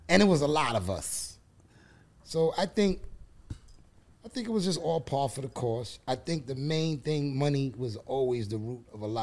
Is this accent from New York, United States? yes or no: yes; New York City, New York, United States; East Flatbush. Flatbush area